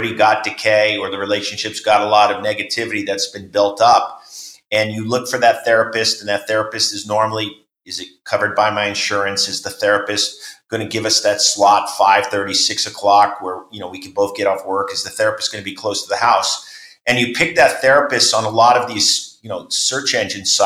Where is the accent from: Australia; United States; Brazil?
United States; New York; where I grew up in New York